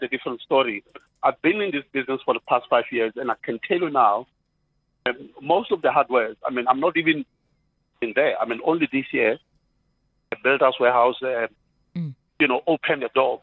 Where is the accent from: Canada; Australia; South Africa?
South Africa; Pretoria, Gauteng; I'm from Mamelodi, and I've got the paint manufacturing business